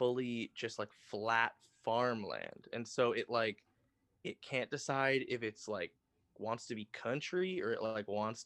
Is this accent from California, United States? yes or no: yes; Sacramento, California, United States; moved away as an adult; also born or lived in Ridgewood, Queens, New York; now in New York City, United States; I'm from Sacramento, California